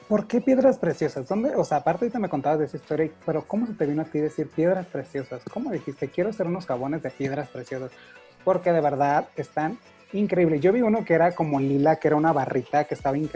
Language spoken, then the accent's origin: Spanish; Sonora, Mexico; Es un producto 100% mexicano, sonorense, que yo soy de Sonora, de verdad, y tenemos